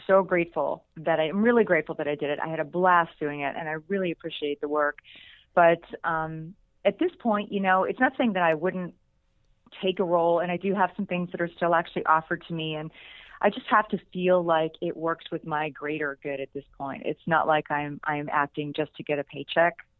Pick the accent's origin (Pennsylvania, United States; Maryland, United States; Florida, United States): Pennsylvania, United States; Pittsburgh; moved away; I'm still just this little girl from outside of Pittsburgh, Pennsylvania